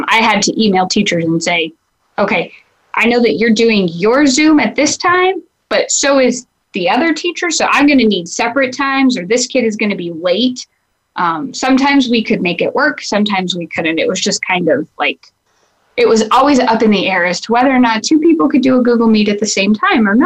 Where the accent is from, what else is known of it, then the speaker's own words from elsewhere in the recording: Lamar, Colorado, United States; I'm from Lahana, Colorado. Those of you who don't know, major southeast portion of the state